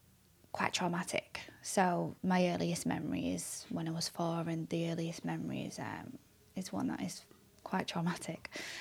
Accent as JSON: {"language": "English", "town": "Manchester", "region": "North West England", "country": "United Kingdom", "tie": "born or raised there", "also_born_or_lived": "Wilmslow", "said": "I was born in Withinshaw, in Manchester."}